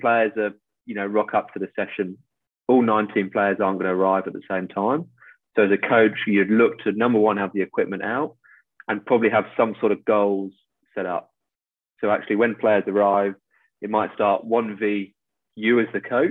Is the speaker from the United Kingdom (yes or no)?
yes; England, United Kingdom; moved away as an adult; now in Australia; I arrive as an Englishman abroad